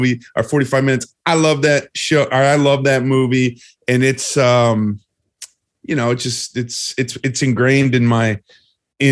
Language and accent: English; Cleveland, Ohio, United States; I'm from Cleveland